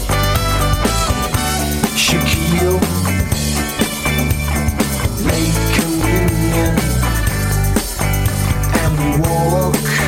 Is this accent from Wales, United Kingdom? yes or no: no; Wolverhampton, West Midlands, United Kingdom; I'm from Wolverhampton. Powellism was from Wolverhampton, so I sort of grew up in the light of Powellism